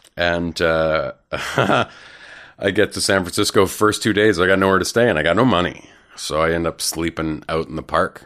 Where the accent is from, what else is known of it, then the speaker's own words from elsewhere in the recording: Canada; also born or lived in Vancouver; now in Toronto, Canada; as a Canadian comedian